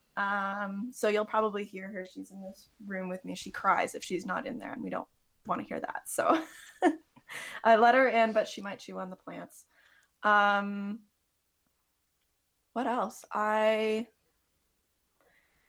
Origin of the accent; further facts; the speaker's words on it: Canada; I am a Canadian music therapy student right now.